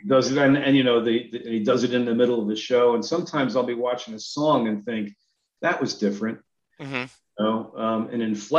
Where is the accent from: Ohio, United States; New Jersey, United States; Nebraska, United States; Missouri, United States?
New Jersey, United States; Hillside; also born or lived in Sayreville, New Jersey; So I grew up primarily in Hillside, New Jersey, which is in Union County, sort of right outside of Newark and not too far out of Manhattan.